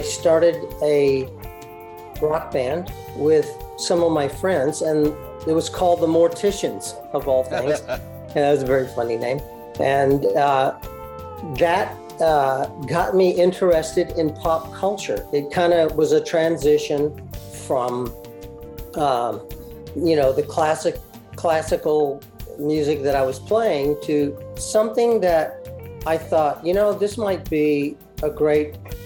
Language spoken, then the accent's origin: English; Waco, Texas, United States; I was born in Texas. In fact, I was born in Waco, Texas